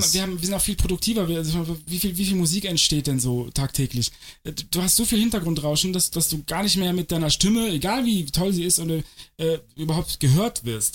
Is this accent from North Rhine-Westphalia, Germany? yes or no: yes; Cologne, North Rhine-Westphalia, Germany; moved away; Ich komme aus Köln ursprünglich